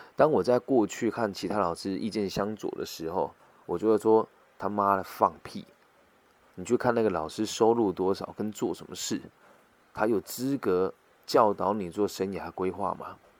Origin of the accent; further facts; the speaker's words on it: Taiwan; 我是来自台湾的